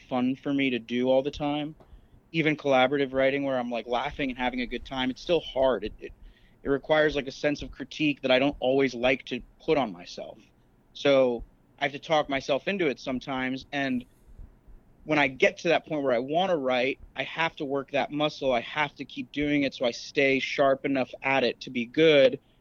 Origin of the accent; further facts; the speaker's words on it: Florida, United States; moved away as an adult; also born or lived in Chicago; I'm from Florida, but I, I basically grinded my teeth and trained in Chicago